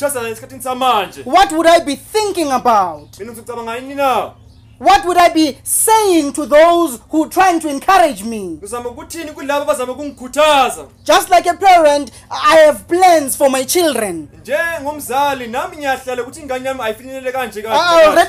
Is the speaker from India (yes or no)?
no; Soweto, Gauteng, South Africa; I'm from Soweto at Chawelo